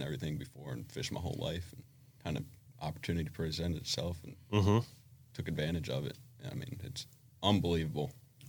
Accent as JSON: {"language": "English", "town": "Annapolis", "region": "Maryland", "country": "United States", "tie": "born or raised there", "said": "I grew up in Annapolis, Maryland."}